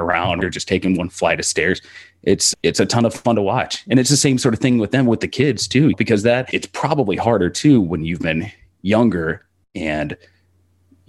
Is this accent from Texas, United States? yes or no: yes; Texas, United States; growing up in Texas and going to a big high school